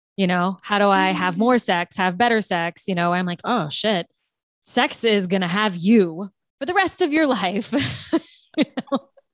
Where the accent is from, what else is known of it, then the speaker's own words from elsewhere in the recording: South Louisiana, United States; I'm from South Louisiana